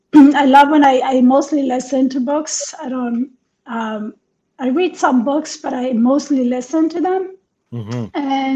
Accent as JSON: {"language": "English", "region": "New York", "country": "United States", "said": "No, especially as a New Yorker."}